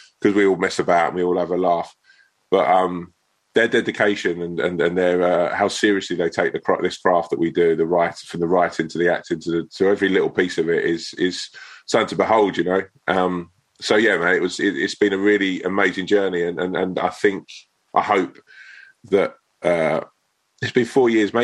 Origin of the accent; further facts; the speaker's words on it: Sutton, London, United Kingdom; I'm sort of from Sutton Way